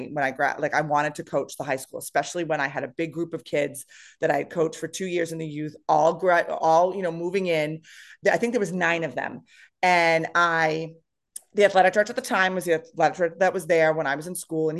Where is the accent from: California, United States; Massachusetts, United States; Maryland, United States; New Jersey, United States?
Massachusetts, United States; East Bridgewater; also born or lived in Foxborough, Massachusetts; I grew up in this town